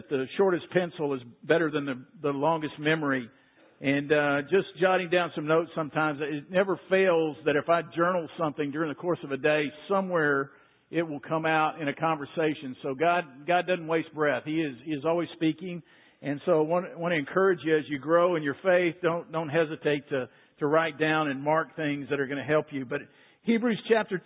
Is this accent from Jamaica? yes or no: no; Waco, Texas, United States; I grew up in Waco, not too far from here